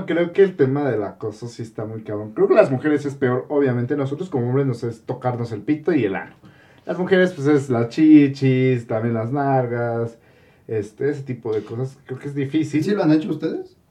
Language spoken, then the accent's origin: Spanish; State of Mexico, Mexico; nosotros del Estado de México